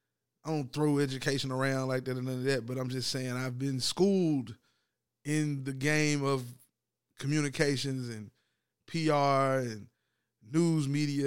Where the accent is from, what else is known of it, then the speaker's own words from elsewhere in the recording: Tennessee, United States; I ain't from Georgia, I'm from Tennessee.